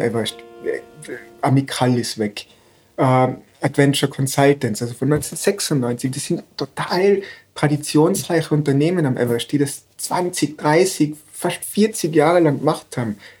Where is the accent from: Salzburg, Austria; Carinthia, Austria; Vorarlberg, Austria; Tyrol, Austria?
Tyrol, Austria; Innsbruck; in Innsbruck aufgewachsen